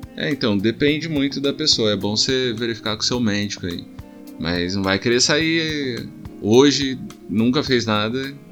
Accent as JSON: {"language": "Portuguese", "town": "Taubaté", "region": "São Paulo", "country": "Brazil", "said": "a gente é de Taubaté"}